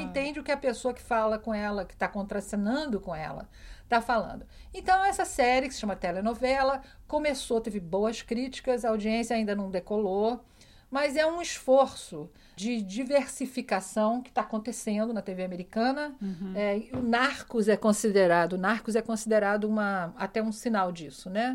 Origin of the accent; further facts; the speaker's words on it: Rio de Janeiro, Brazil; now in New York, United States; eu fui criada no Rio